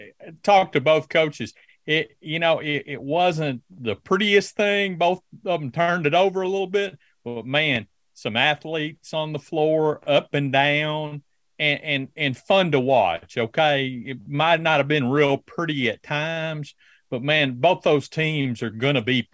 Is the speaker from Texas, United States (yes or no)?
no; Northeast Arkansas, United States; I come from Northeast Arkansas